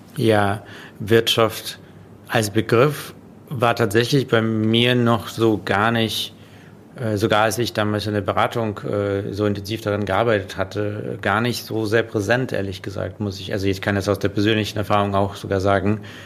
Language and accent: German; Russia; now in Germany; ich bin in Russland geboren und dann nach Deutschland quasi, ähm, um da jetzt ganz äh, den Kontext zu setzen, äh, gekommen